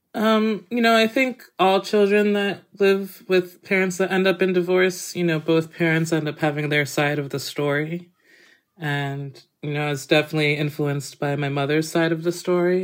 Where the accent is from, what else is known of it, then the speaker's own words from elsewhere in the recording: Massachusetts, United States; where I grew up in Massachusetts